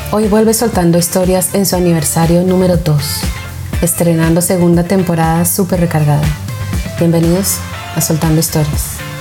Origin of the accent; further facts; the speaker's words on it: Colombia; now in United States; mi país de origen, Colombia, o aquí donde vivo en Estados Unidos